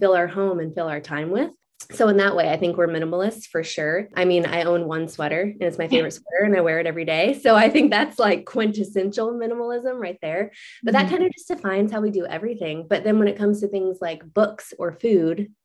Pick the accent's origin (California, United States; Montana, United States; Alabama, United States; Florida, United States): Florida, United States; moved away as an adult; now in Chattanooga, United States; we both grew up in Florida